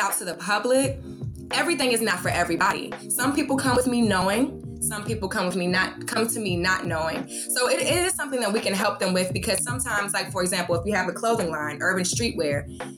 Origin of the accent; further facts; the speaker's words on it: Washington, District of Columbia, United States; moved away as an adult; now in Atlanta, United States; I'm originally from Washington, D.C. I moved down here for college.